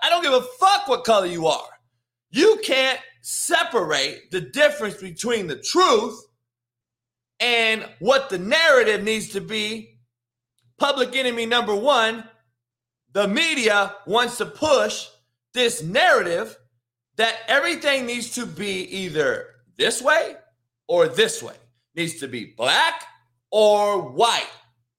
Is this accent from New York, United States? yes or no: no; Compton, California, United States; I'm from Compton.